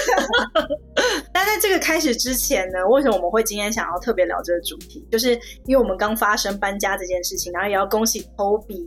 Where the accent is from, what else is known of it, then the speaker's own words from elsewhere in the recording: Taipei, Taiwan; moved away as an adult; now in Shanghai, China; 我就是出生在台北市，成长于台北市